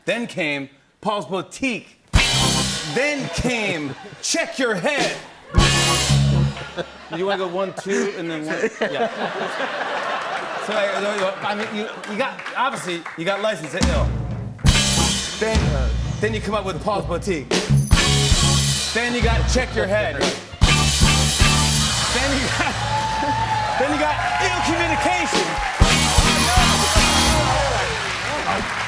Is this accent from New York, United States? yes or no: yes; Saugerties, New York, United States; In my kitchen in Socrates, New York, my hometown.